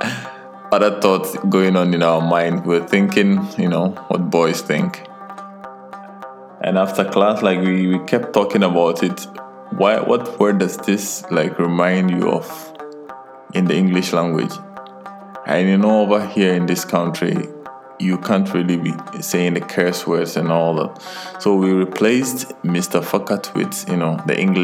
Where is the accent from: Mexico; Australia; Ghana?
Ghana; moved away; also born or lived in Qatar; I'm a Ghanaian by birth